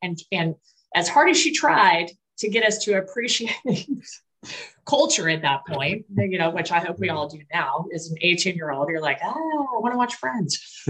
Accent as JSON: {"language": "English", "region": "Colorado", "country": "United States", "tie": "born or raised there", "moved": "yes", "lives_now": "Texas, United States"}